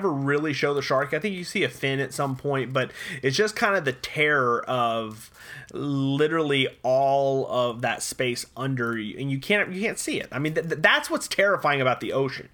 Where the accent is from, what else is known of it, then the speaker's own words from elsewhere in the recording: Florida, United States; now in Texas, United States; we grew up in Florida